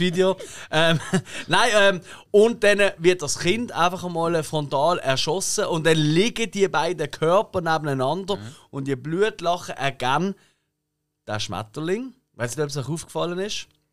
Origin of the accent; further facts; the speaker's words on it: Basel, Basel-Stadt, Switzerland; wir sind Basler